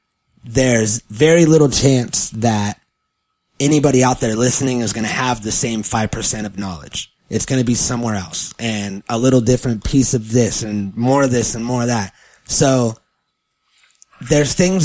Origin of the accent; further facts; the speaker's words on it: California, United States; I was born in California, in the United States of America, in California